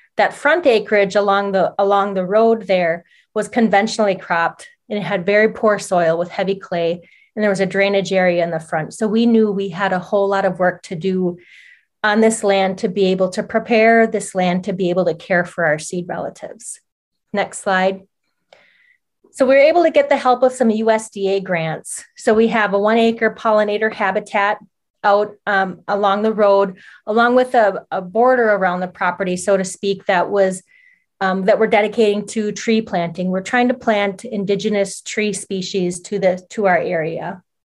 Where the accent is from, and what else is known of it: Oneida Reservation, Wisconsin, United States; born or raised there